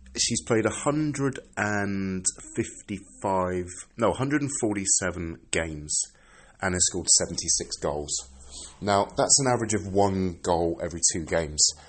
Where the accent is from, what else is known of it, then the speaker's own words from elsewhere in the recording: England, United Kingdom; now in Sweden; I'm British